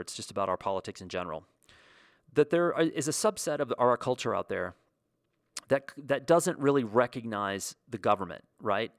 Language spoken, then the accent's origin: English; United States; as a kid growing up in the States